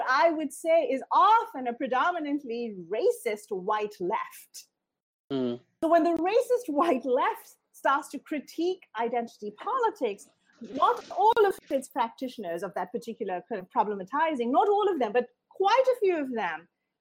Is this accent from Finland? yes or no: no; Indiana, United States; grew up in a town in Indiana where the KKK would gather on the steps of the courthouse every year